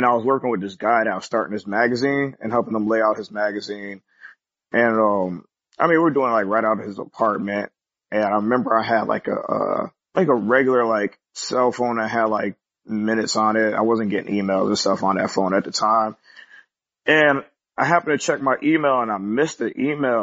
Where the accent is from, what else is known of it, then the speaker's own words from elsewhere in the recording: Syracuse, New York, United States; in my hometown of Syracuse, New York